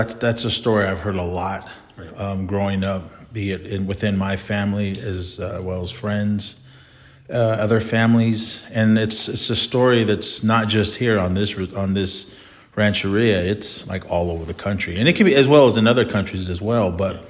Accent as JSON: {"language": "English", "region": "California", "country": "United States", "tie": "born or raised there", "lives_now": "Susanville, United States", "said": "I grew up in the Bay Area my whole life, and that's where I met Chris and my wife and Renee, and then she drug me up here."}